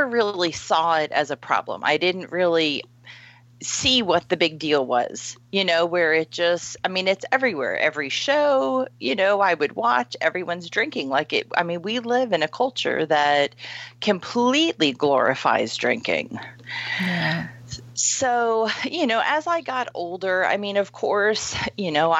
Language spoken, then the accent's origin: English; Florida, United States; moved away as an adult; also born or lived in Oregon; I grew up in Florida, and then I moved out to Oregon and was out in Oregon for like 10 years